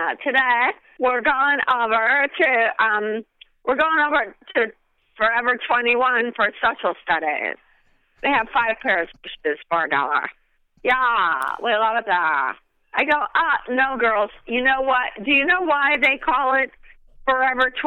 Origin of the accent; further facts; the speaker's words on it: Oak Park, Illinois, United States; I was born in Oak Park, Illinois, which is also the home of Ernest Hemingway and Frank Lloyd Wright